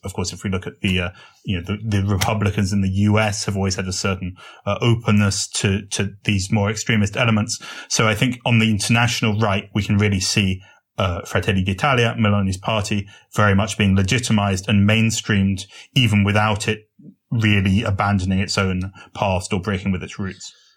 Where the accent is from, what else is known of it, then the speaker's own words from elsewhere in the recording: United Kingdom; as you may have guessed from my accent, I come from Britain.